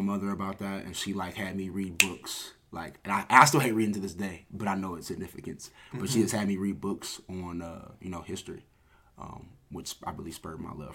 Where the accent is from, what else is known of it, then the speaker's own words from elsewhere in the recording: Massillon, Ohio, United States; I'm from Massillon, Ohio, born and raised